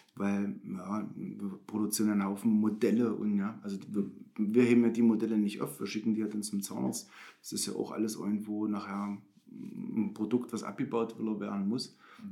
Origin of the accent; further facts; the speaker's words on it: Bernburg, Saxony-Anhalt, Germany; ich bin in Bernburg geboren, ich bin schon immer Bernburger.